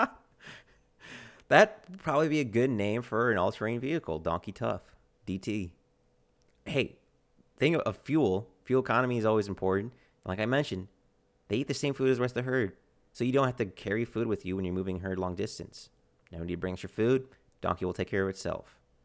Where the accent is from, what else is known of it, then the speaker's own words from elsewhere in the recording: United States; my American countrymen